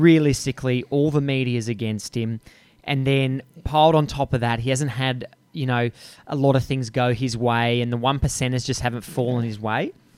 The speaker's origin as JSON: {"language": "English", "country": "Australia", "said": "your accent, my accent, we're from the greatest country on earth."}